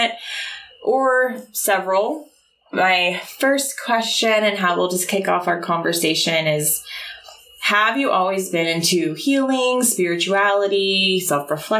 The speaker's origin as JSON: {"language": "English", "town": "Oklahoma City", "region": "Oklahoma", "country": "United States", "moved": "yes", "said": "I'm from Oklahoma City"}